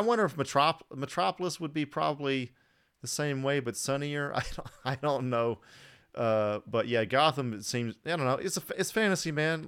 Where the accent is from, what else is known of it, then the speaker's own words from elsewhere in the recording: Atlanta and Alabama, the South, United States; we're from the South. Like, I'm from Atlanta and Alabama, so originally